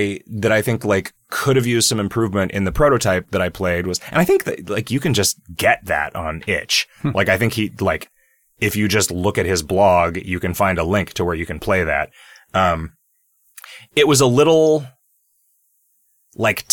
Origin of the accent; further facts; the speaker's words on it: United States; I'm American